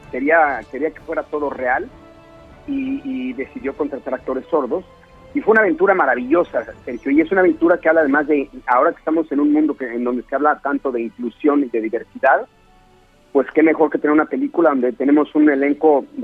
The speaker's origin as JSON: {"language": "Spanish", "country": "Mexico", "moved": "yes", "said": "Yo, me salí de México hace siete años y medio, eh, con todas las dudas del mundo, con toda la incertidumbre de que, estaba yo dejando algo muy importante en mi país para ir a picar piedra a, otro país."}